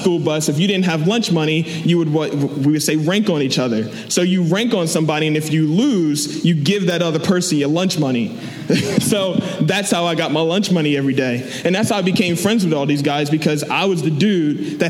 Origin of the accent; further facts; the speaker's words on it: Delaware, United States; I'm from Delaware